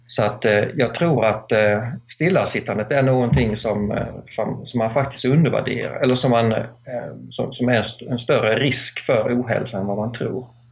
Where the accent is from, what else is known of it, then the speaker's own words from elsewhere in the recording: Skåne, Sweden; also born or lived in United States; now in Täby, Sweden; jag kommer från Skåne ursprungligen men bor i, i Täby utanför Stockholm